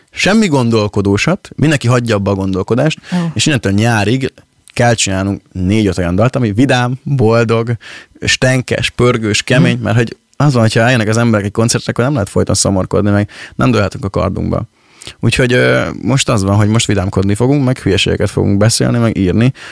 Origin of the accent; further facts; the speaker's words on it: Pécs, Baranya, Hungary; moved away as an adult; now in Budapest, Hungary; mi, mi, mi pécsi gyerekek vagyunk, és, és az örökre így is lesz